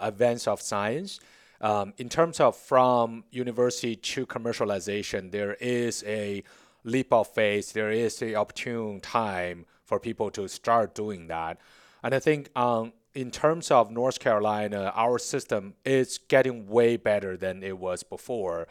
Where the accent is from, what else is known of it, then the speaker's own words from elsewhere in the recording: Beijing, China; English is a second language; moved away as an adult; now in Charlotte, United States; born and raised in Beijing